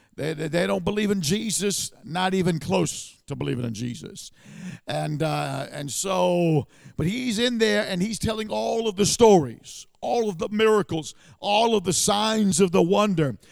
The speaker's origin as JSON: {"language": "English", "town": "New York City", "region": "New York", "country": "United States", "tie": "born or raised there", "moved": "as an adult", "lives_now": "Southern California, United States", "said": "i grew up in new york city"}